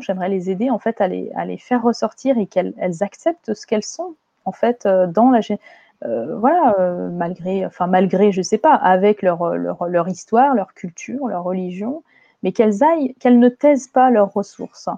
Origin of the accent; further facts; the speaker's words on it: France; moi, je suis née en France, j'ai une culture française.